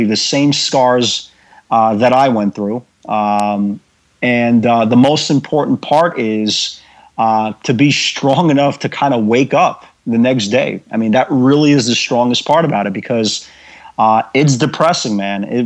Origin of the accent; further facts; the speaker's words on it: New York City, New York, United States; I grew up in the Brighton Beach section of Brooklyn